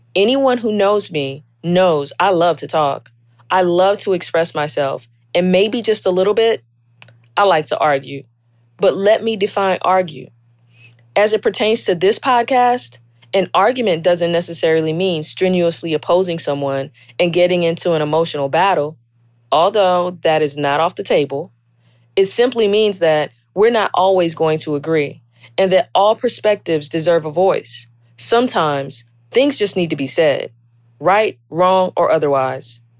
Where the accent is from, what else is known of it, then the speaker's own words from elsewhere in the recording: South Carolina, United States; I was born and raised in South Carolina